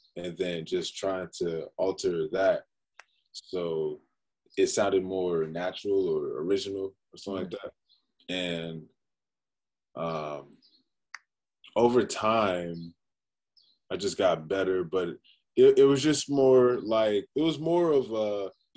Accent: Prince George's County, Maryland, United States; I grew up in Prince George's County, Maryland, PG County

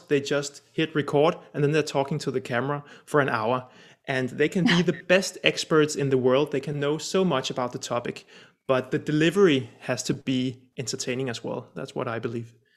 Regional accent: Denmark; also born or lived in Copenhagen; I'm Danish from Denmark, sitting here in uh, sunny Copenhagen right now

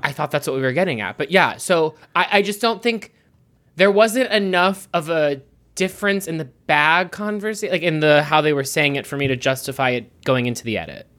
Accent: Pittsburgh, Pennsylvania, United States; I'm from Pittsburgh, and my grandmother would say, "Whooshing machine?"

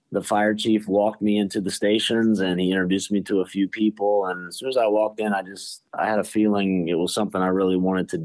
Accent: Charleston, South Carolina, United States; I was born in Charleston, South Carolina. I'm very thankful to be born and raised there. Been there my entire life

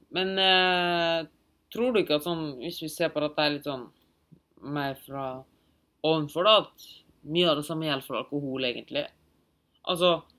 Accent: Germany; now in Norway; jeg er tysk

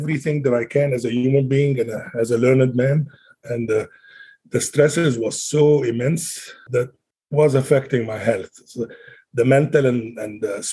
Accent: Alexandria, Alexandria Governorate, Egypt; moved away as an adult; now in Salt Lake City, United States; I came straight from Egypt, born and raised in Alexandria, Egypt, all my life

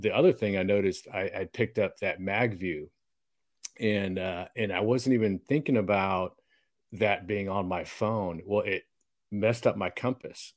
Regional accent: Texas, United States; a couple Texas boys

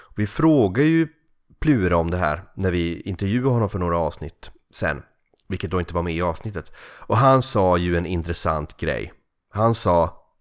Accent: Kalix, Norrbotten County, Sweden; now in Gothenburg, Sweden; min barndoms gator i Kalix eller i, i byn Risegrund där jag växte upp.

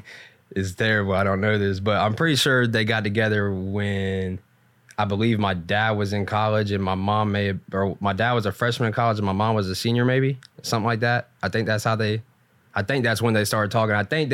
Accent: Ironton, Ohio, United States; Ironton, Ohio.

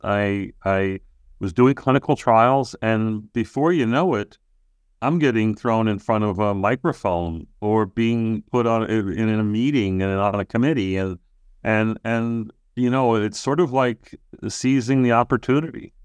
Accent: Long Island, New York, United States; moved away; back in my hometown in, on Long Island

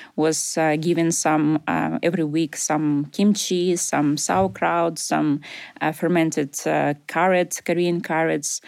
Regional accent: Ukraine; English is a second language; moved away as an adult; also born or lived in Russia; now in Glasgow, United Kingdom; I was born in Russia, grew up in Ukraine

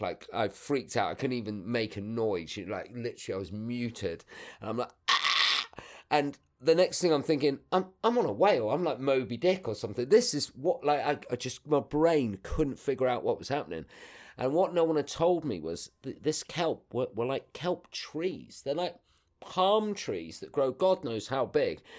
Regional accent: North Devon, South West England, United Kingdom; also born or lived in London; we ended up moving down to Devon by the time I was, like, five. So, I, yeah, I pretty much grew up round here

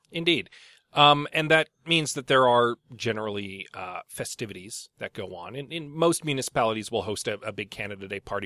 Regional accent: St. Albert, Alberta, Canada; I grew up in Saint Albert

